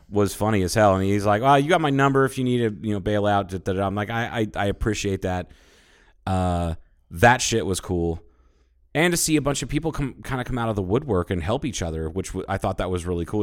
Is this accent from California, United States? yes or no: no; Ohio, United States; moved away; growing up in Ohio